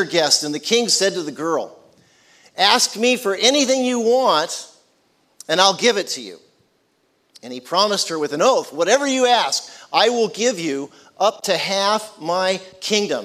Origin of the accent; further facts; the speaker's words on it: San Francisco Bay Area, California, United States; moved away as an adult; also born or lived in San Diego, California / Platte, South Dakota / Kansas City / Oklahoma; I grew up in the San Francisco Bay Area.